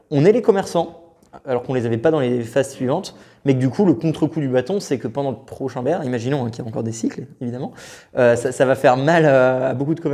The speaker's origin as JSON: {"language": "French", "country": "France", "said": "personnellement, je suis français de base"}